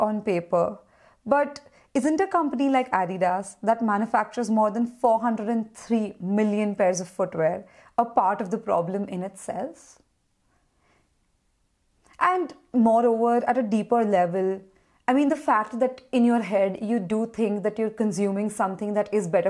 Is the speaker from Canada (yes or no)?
no; India; we're from India and it is a relatively cheap country